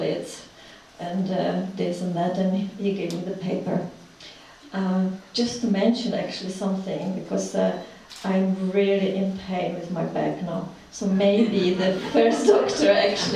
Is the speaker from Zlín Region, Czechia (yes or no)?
no; Prague, Czechia; English is a second language; moved away as an adult; now in London, United Kingdom; I was born in the Czech Republic. Well, it was Czechoslovakia before. I was born in Prague.